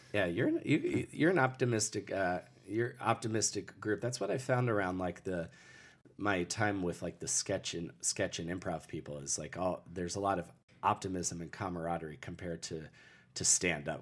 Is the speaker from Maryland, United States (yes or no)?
yes; Lusby, Maryland, United States; also born or lived in St. Leonard, Maryland; I grew up in, uh, Southern Maryland. Uh, the town I grew up in, uh, for the first, for, from, like, birth to ten years old, I lived in Lusby, Maryland, and then I moved to Saint Leonard, Maryland when I was ten.